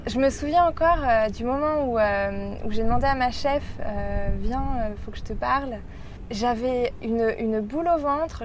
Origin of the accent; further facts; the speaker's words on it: Paris, Île-de-France, France; accent: French; moved away as an adult; now in Sydney, Australia; je viens de Paris et ça fait euh, trois ans que je suis euh, à Sydney